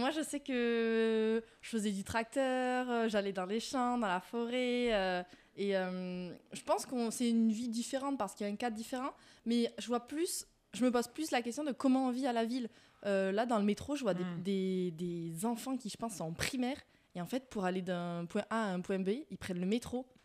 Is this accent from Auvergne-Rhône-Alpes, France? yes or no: no; Grenade-sur-l'Adour, Nouvelle-Aquitaine, France; accent: southern; moved away as an adult; now in Paris, France; je suis arrivée à Paris il n'y a pas très longtemps, en août, donc un petit peu avant toi, Cléo. Et euh, moi, à la base, je suis de Mont-de-Marsan, c'est dans les Landes.